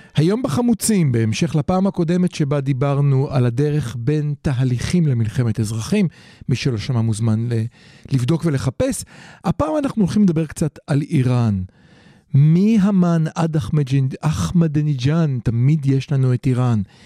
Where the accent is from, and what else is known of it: Israel